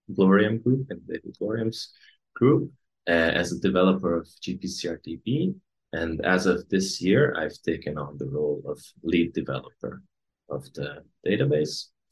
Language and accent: English; Hungary; English is a second language; also born or lived in Copenhagen, Denmark; I come from Hungary. I live in Hungary right now.